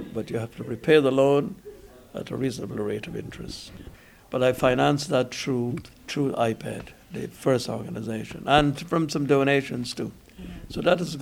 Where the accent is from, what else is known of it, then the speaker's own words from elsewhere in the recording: Guyana; brought up as an Indian. Indian parentage to Guyana